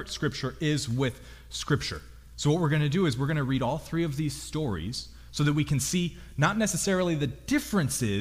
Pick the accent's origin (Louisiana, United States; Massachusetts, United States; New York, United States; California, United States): California, United States; Lompoc; I'm from Lompoc